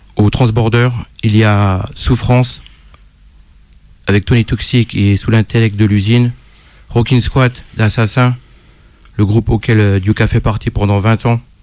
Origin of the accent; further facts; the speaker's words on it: Dijon, Bourgogne-Franche-Comté, France; On est de Dijon tous les deux